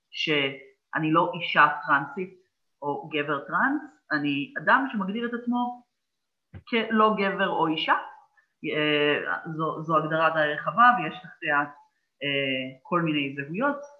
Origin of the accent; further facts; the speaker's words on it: Petah Tikva, Central District, Israel; גדלתי בפתח תקווה, במשפחה חילונית לחלוטין